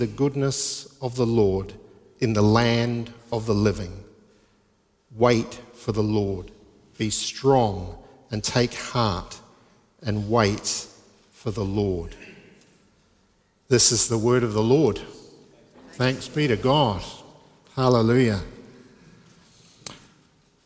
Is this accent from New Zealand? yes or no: yes; New Zealand; now in England; I'm from New Zealand. I was going to say I'm a Kiwi